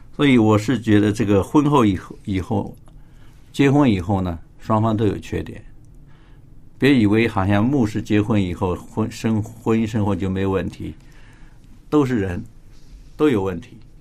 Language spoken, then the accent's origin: Chinese; China; 我们中国人